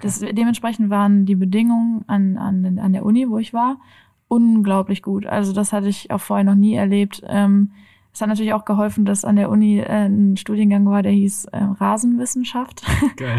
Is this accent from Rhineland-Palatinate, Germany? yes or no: yes; Oppenheim, Rhineland-Palatinate, Germany; also born or lived in Kiel; now in Frankfurt, Germany; Ich bin in Oppenheim aufgewachsen